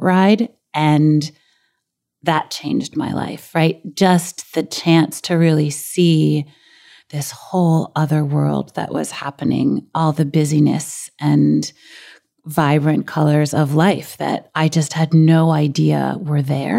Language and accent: English; New York City, New York, United States; a girl who grew up in Brooklyn